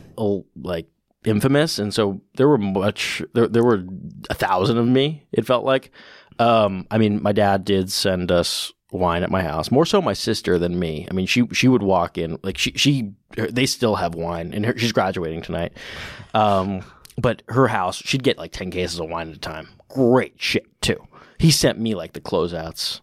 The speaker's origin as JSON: {"language": "English", "town": "New York City", "region": "New York", "country": "United States", "tie": "born or raised there", "said": "I grew up in New York City"}